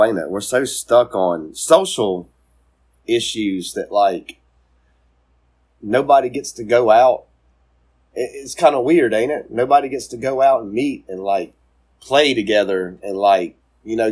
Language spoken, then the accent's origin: English; the South, United States; born or raised there